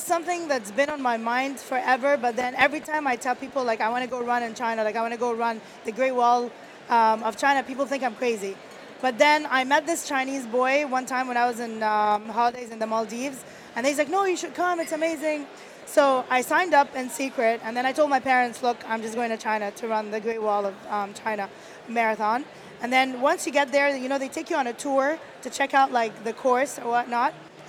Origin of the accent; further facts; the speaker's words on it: Kuwait; I grew up in Kuwait. I was born and raised in Kuwait. My parents are Egyptian.